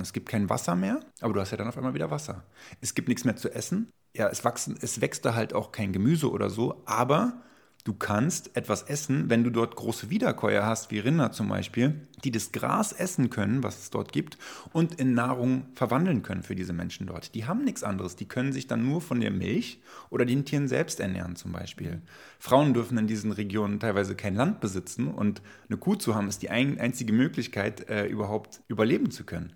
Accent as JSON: {"language": "German", "region": "Berlin", "country": "Germany", "tie": "born or raised there", "said": "bin in Berlin-Schöneberg aufgewachsen"}